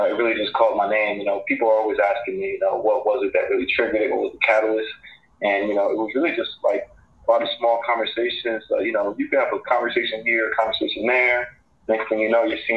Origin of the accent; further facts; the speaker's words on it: Newark, New Jersey, United States; Newark native. I grew up in the South Ward, graduated from University High School